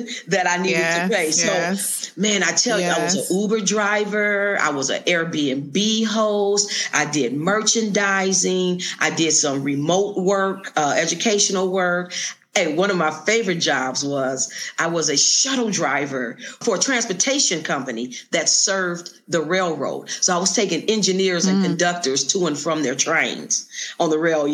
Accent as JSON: {"language": "English", "town": "Detroit", "region": "Michigan", "country": "United States", "tie": "born or raised there", "also_born_or_lived": "Las Vegas, Nevada", "moved": "as an adult", "lives_now": "Lake Chapala, Mexico", "said": "I was born and raised in Detroit and became a teacher"}